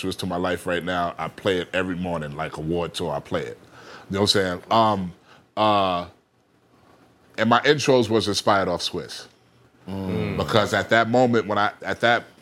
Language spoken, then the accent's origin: English; New York City, New York, United States; I was a little kid popping in Queens